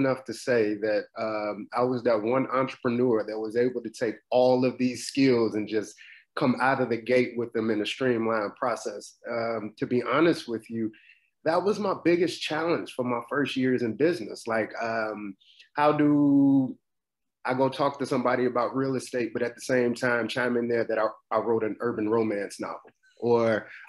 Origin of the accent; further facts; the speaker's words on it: Chicago, Illinois, United States; Chicago, Chi-town.